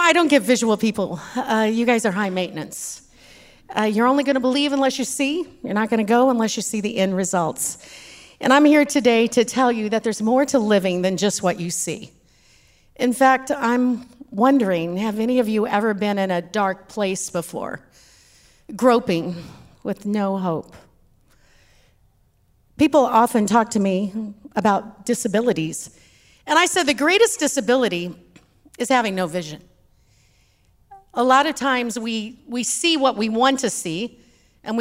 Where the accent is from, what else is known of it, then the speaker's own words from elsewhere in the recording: Texas, United States; accent: Texas; my Texas accent.